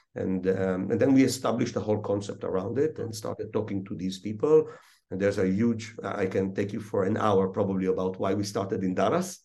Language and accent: English; Israel; also born or lived in Russia / Chicago; almost born and raised in Israel